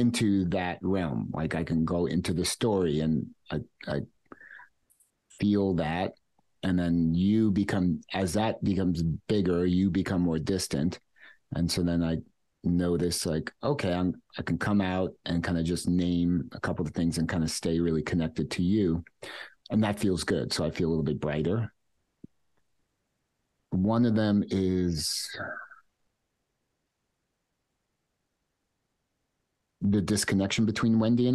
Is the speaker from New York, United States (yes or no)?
yes; New York City, New York, United States; And I lived in Queens when that happened, and where I grew up my whole life. I'm from Queens.